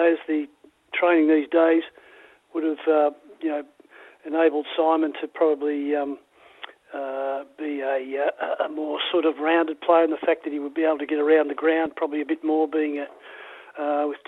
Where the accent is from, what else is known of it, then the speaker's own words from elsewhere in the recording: Melbourne, Victoria, Australia; When I was very young, I lived in North Melbourne and then we moved to Essendon when I was about five and built a house there.